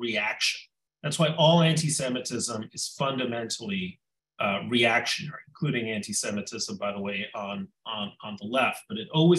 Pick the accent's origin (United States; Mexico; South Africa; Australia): Mexico; moved away; When I was a child growing up in Mexico